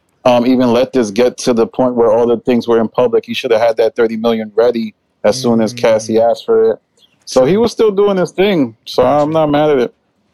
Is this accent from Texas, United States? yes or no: no; New York, United States; as a New Yorker